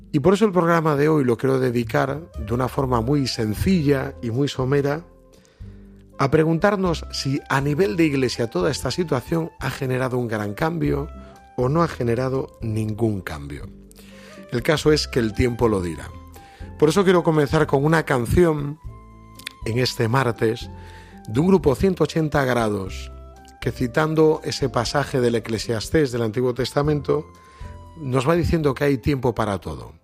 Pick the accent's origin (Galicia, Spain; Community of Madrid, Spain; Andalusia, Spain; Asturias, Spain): Galicia, Spain; yo que soy muy gallego